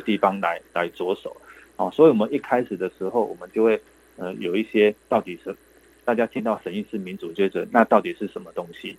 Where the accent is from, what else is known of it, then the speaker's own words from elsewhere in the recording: Yilan County, Taiwan; 我们宜兰人是很好客